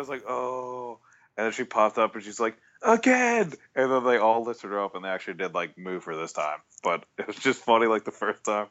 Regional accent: Maryland, United States; I grew up in Maryland

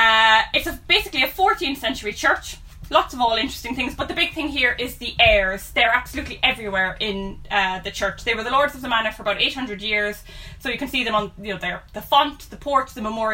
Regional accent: Cork, Munster, Ireland; We grew up in Turner's Cross, which is a 1920 suburb of Cork City in Ireland.

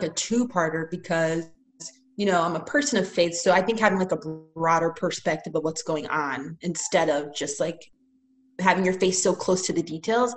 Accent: Tampa, Florida, United States; I'm from Tampa

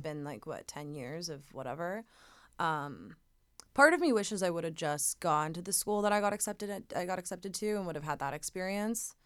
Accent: Laguna Beach, California, United States; growing up in Laguna

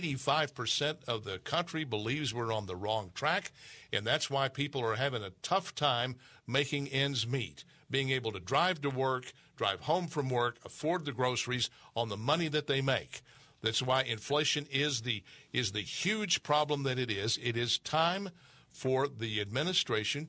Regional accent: Texas, United States; from my home state of Texas

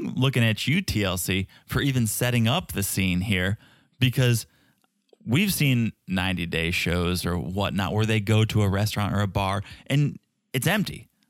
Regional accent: Ukraine; English is a second language; I'm no American girl, remember? I'm Ukrainian girl.

